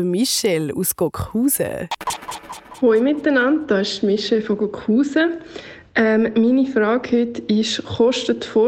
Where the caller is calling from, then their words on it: Zurich, Switzerland; ich komme aus Zürich